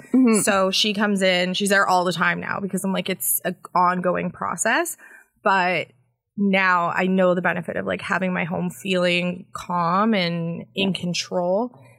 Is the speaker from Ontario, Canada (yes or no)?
yes; Barrie, Ontario, Canada; born there; also born or lived in Winnipeg / British Columbia; Yeah, I was born in Barrie, and then we did a lot of moves across the country. So we spent some time in Winnipeg, and then out in BC, and then back to Winnipeg, and then back to Ontario.